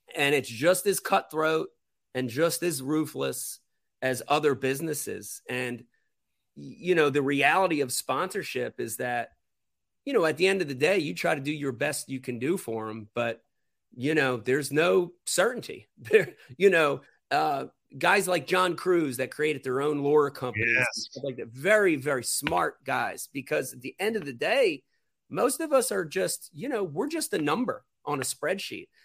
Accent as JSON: {"language": "English", "region": "New Jersey", "country": "United States", "said": "I'm from Jersey."}